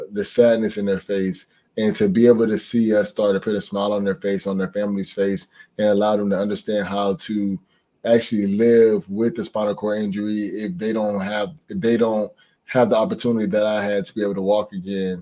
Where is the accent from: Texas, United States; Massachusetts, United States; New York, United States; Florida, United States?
Florida, United States; Fort Lauderdale; growing up in Fort Lauderdale, I had to go through a lot of hurricanes